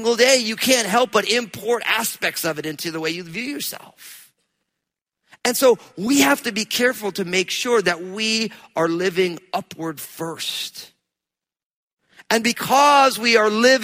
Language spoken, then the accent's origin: English; New Jersey, United States; I'm from New Jersey